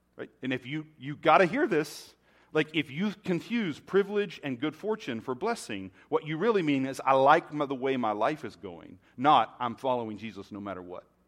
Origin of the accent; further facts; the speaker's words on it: United States; being American